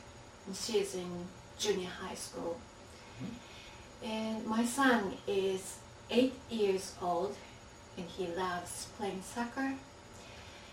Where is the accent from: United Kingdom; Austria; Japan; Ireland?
Japan; Hokkaido; English is a second language; moved away as an adult; now in Matsumoto, Japan; I'm originally from Hokkaido. Hokkaido is the northern part of Japan.